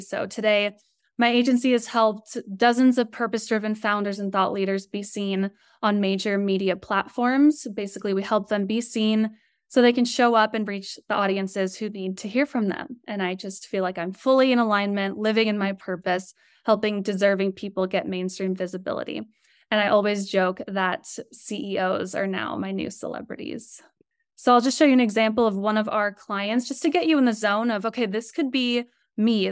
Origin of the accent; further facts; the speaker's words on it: Colorado, United States; also born or lived in San Diego / Los Angeles; So I grew up in Colorado. I'm in Denver right now. Very shy girl from Colorado